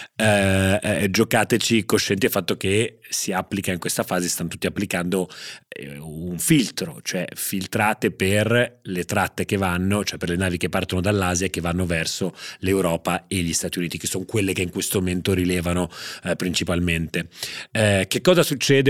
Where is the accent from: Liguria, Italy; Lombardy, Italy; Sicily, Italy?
Liguria, Italy; Genoa; sono nato a Genova